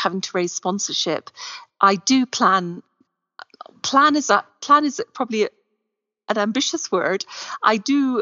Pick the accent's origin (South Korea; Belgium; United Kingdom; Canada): United Kingdom; Scotland; now in Morocco; I am Scottish